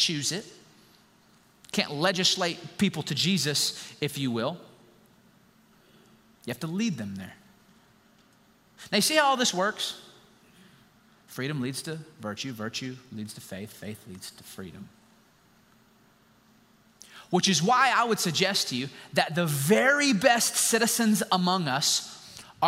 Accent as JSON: {"language": "English", "country": "United States", "said": "us as American citizens"}